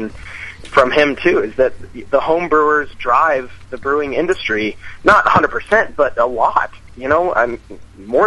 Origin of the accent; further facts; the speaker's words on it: Rio Rancho, New Mexico, United States; I am from Rio Rancho, New Mexico, which is basically Albuquerque